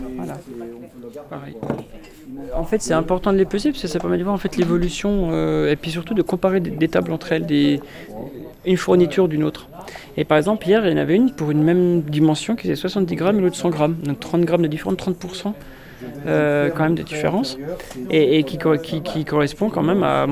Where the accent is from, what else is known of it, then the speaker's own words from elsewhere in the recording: Montbéliard area, Bourgogne-Franche-Comté, France; moved away; Pont de Roide, à côté de ma région, enfin dans ma région d'origine